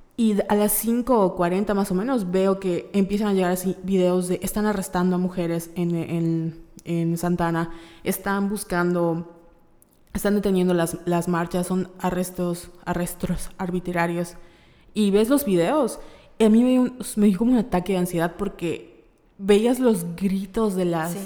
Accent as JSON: {"language": "Spanish", "town": "Mérida", "region": "Yucatán", "country": "Mexico", "said": "somos de Mérida, Yucatán"}